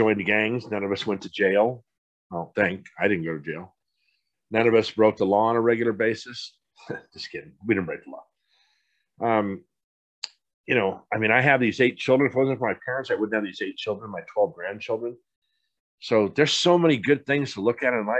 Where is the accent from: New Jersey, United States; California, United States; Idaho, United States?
California, United States; Poway; also born or lived in Seattle, Washington; I grew up in San Diego. How many people in the world could say that? And I grew up in Poway